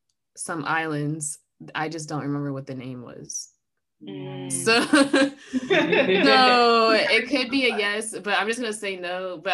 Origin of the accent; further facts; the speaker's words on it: United States; accent: American; And I make sure my accent is in full force so they know I'm just American.